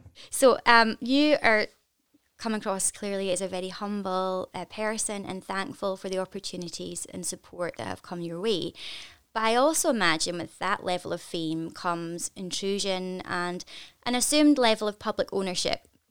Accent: Scotland, United Kingdom; I am incredibly proud to be Scottish

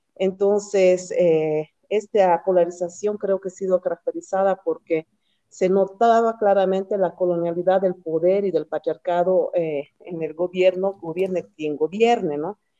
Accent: Cochabamba, Bolivia; nosotras somos de Cochabamba

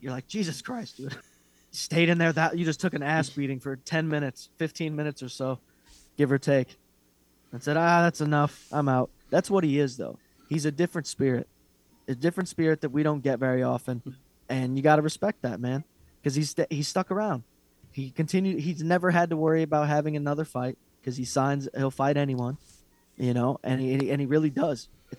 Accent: Hawaii, United States; You know, we're Hawaiian. We'll just do it.

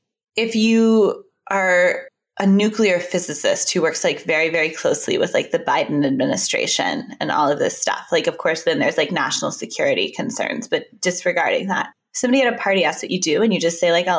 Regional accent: Texas, United States; now in New York, United States; I'm from Texas

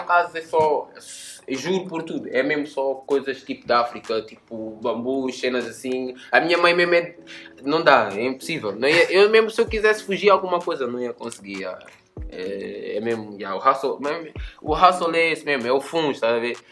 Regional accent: Linha de Sintra, Lisbon, Portugal; also born or lived in Almada, Portugal / London, United Kingdom; Proveniente da linha de Sintra, mas nasci em Almada, nasci em Setúbal, no Pragal, nasci na Margem Sul do teste, mas fui para a linha muito cedo

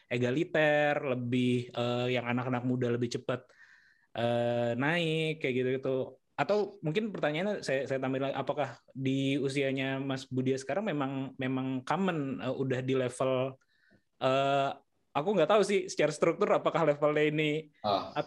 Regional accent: West Sumatra, Indonesia; moved away; Saya tuh lahir di desa, jadi di sana uh, dari Sumatera Barat.

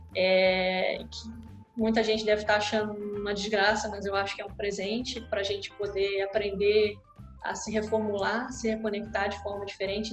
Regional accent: Rio de Janeiro, Brazil; eu nasci, sou carioca da gema, né? Nasci no Rio de Janeiro, em Copacabana, plena Copacabana, e morei boa parte da minha vida nesse bairro

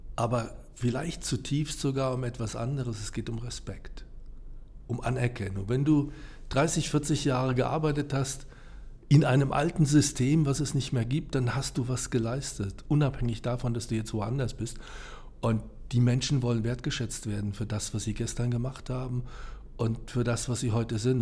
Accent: Giessen, Hesse, Germany; ich komme aus Gießen, bin dort geboren und aufgewachsen

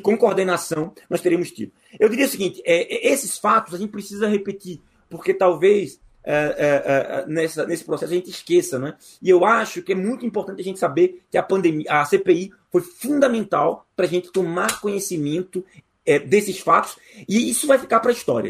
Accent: Brazil; nós, como brasileiros

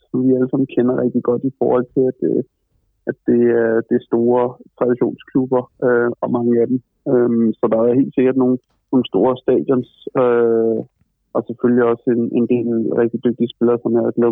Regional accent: Copenhagen, Capital Region of Denmark, Denmark; moved away as an adult; now in Düsseldorf, Germany; man som københavner godt kan lide, øh, øh, er, er nede i København

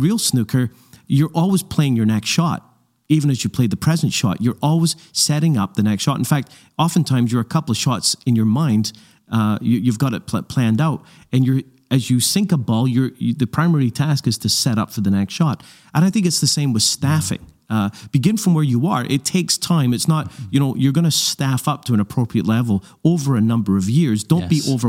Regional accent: Glasgow, Scotland, United Kingdom; I grew up in Glasgow, Scotland

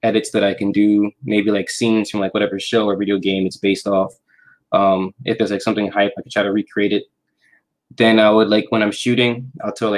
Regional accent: New York, United States; I'm from New York

